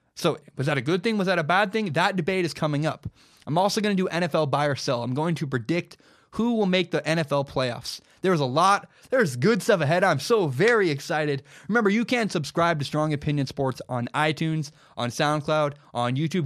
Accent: Washington, United States; I'm from Washington. I live in Washington

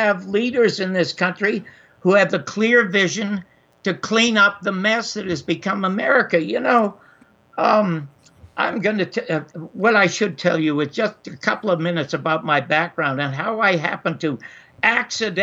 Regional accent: Toronto, Ontario, Canada; I was born in Toronto in 1933 in the Salvation Army Charity Ward.

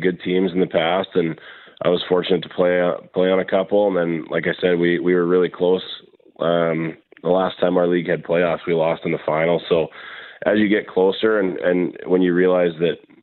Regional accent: Winnipeg, Manitoba, Canada; growing up in St. James

